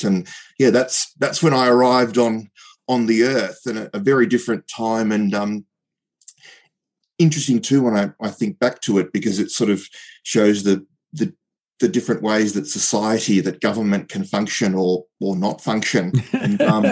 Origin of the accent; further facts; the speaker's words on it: Brighton, Victoria, Australia; also born or lived in Poland; We lived in Brighton as soon as we came. So, we came from Poland, came to Australia, and, grew up as a kid with sort of two identities